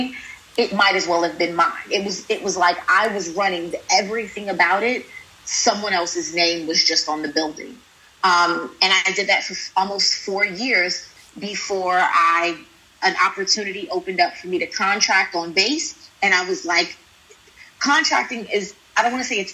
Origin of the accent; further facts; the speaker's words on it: Sumter, South Carolina, United States; moved away as an adult; also born or lived in Houston, Texas; now in Qatar; I'm a country girl. I grew up in Sumter, South Carolina.